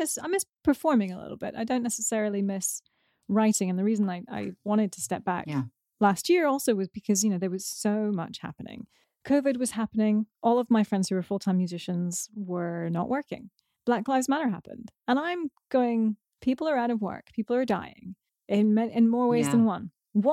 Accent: United Kingdom; I'm British

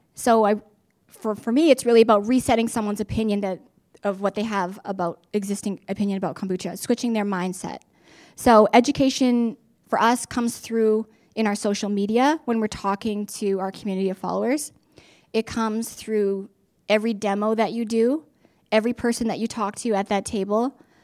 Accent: Regina, Saskatchewan, Canada; now in Saskatoon, Canada; I was born and raised in Regina, along with two siblings

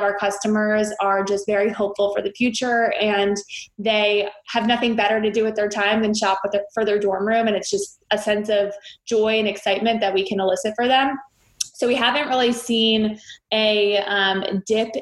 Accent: Potomac, Maryland, United States; now in New York City, United States; I grew up outside of DC in the Potomac, Maryland area.

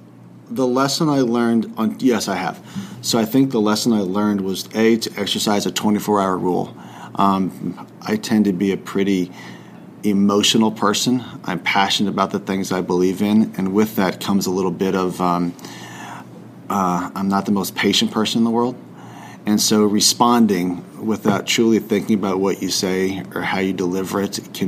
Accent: the South, United States; growing up in the South

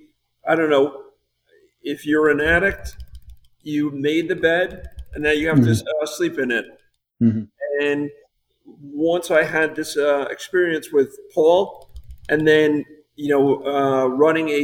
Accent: New Jersey, United States; moved away as an adult; also born or lived in South Florida; I grew up in New Jersey

